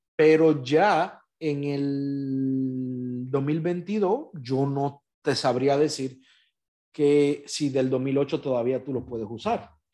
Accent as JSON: {"language": "Spanish", "country": "Dominican Republic", "moved": "yes", "lives_now": "United States", "said": "mi país, República Dominicana"}